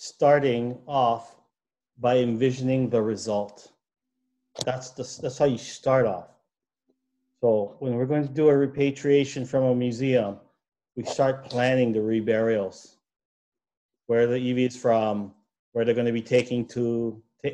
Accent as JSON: {"language": "English", "region": "Hawaii", "country": "United States", "said": "we as Hawaiian people"}